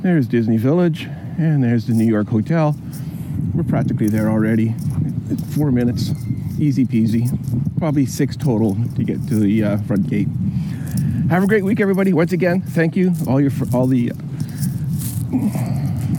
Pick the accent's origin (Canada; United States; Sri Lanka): Canada; being a Canadian, my first time out here in Europe